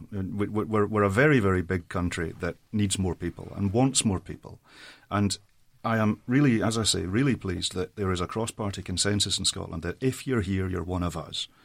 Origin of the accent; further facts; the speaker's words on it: Saudi Arabia; I grew up in Saudi Arabia as an immigrant myself. My folks are still in the Middle East.